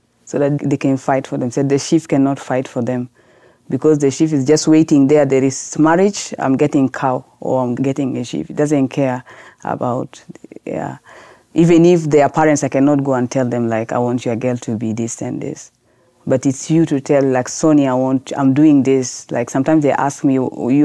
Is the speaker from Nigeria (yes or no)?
no; Khartoum, Sudan; English is a second language; now in South Sudan; I'm new in that village because I grew up in Khartoum.